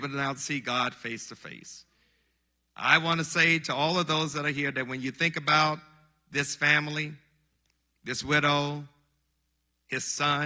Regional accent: Monticello, Mississippi, United States; my hometown of Monticello, Mississippi

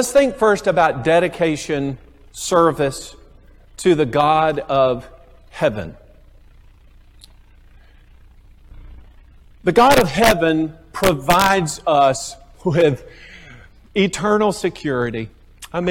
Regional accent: United States; I'm an American

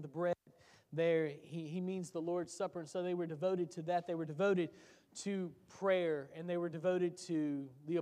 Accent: Tennessee, United States; I grew up in Tennessee

